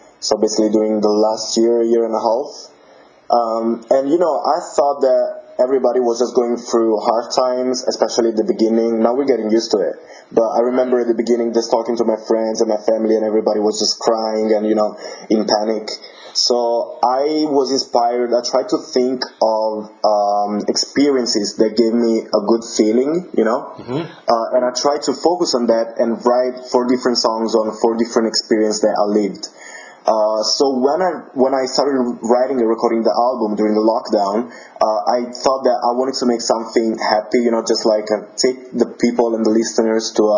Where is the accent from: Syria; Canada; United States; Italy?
Italy; Naples, Campania; English is a second language; now in England; I'm from Italy. I'm from Naples, which is just in the south of Italy.